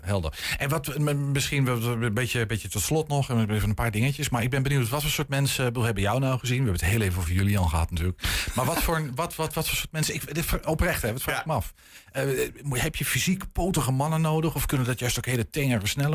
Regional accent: Netherlands; Ik ben gewoon een Hollander

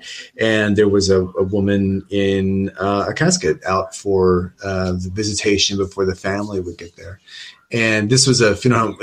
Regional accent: United States; moved away as an adult; now in United Kingdom; I grew up in the American funeral industry because my father was a funeral director for about 35 years

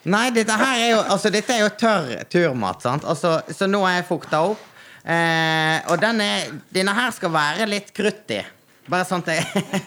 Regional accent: Naustdal, Vestland, Norway; jeg er fra Naustdal

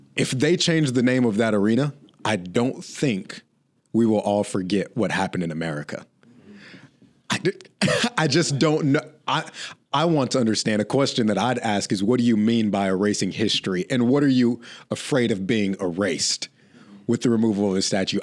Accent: Oklahoma, United States; I grew up in Oklahoma

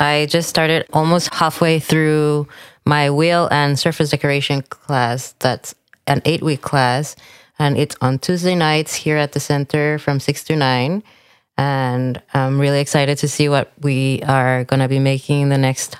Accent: Mexico City, Mexico; Yeah, Mexico City. And all my mom's part of the family is from Mexico City. And then my dad's from Maryland.

